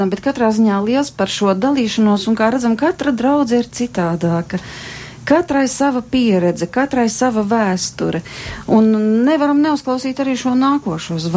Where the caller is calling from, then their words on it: Ogre, Ogre Municipality, Latvia; Es esmu saistīta ar draudzi, es esmu no Ogres piezvanījusi.